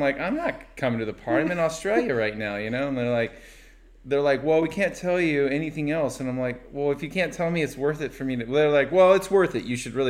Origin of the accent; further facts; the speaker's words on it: Oxnard, California, United States; also born or lived in Thousand Oaks; I was born in Thousand Oaks, and my mom met my stepdad, and, you know, he lived at Oxnard Shores. And so we moved in with him. I think I was 7 or 6 at the time.